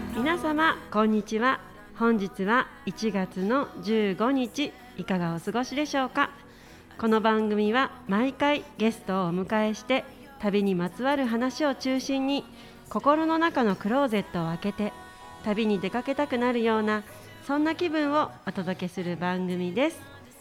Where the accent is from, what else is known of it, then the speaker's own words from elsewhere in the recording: Hachioji, Tokyo, Japan; 八王子が地元